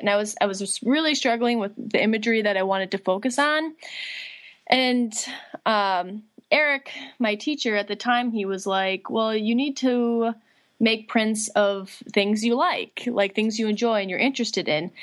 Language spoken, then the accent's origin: English; Litchfield, Minnesota, United States; I'm originally from Litchfield, Minnesota, uh, which is kind of western central part of the state